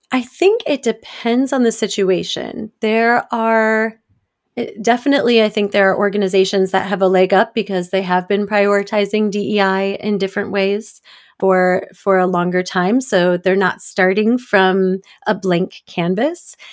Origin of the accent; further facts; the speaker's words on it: Detroit, Michigan, United States; now in Washington, D.C., United States; I grew up in the suburbs of Detroit